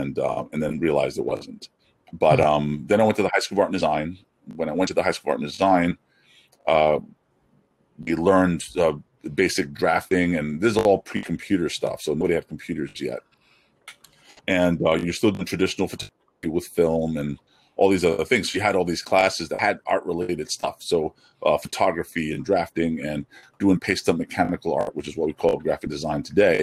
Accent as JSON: {"language": "English", "town": "New York City", "region": "New York", "country": "United States", "tie": "born or raised there", "also_born_or_lived": "Flushing, Queens", "said": "I'm born in Elmhurst, Queens, New York. And now I live in Flushing, Queens"}